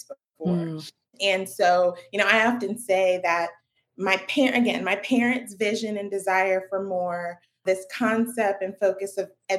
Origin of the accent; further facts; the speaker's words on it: Raleigh, North Carolina, United States; I grew up in Raleigh